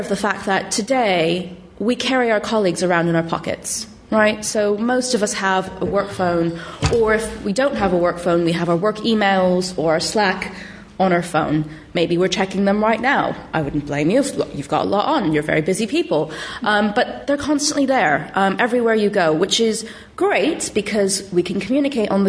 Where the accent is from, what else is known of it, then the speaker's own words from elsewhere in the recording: Silicon Valley, California, United States; moved away as an adult; now in London, United Kingdom; I'm from the Silicon Valley originally.